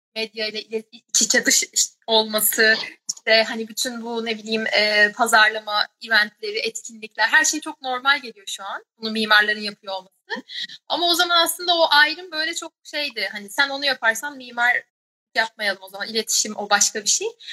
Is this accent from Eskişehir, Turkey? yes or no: no; Denizli, Turkey; moved away as an adult; also born or lived in Ankara; now in London, United Kingdom; Denizli doğumluyum ve hayatımın aslında böyle hatırladığım dolu dolu kısmı hani tek çocuk olduğum için hani annem babam ve Denizli böyle benim için çok baskın şeyler.